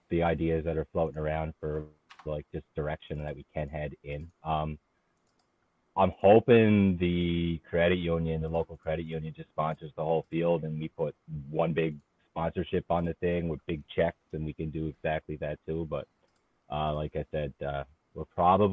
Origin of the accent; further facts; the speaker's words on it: Brampton, Ontario, Canada; now in Cape Breton, Canada; Brampton, my hometown, where I was born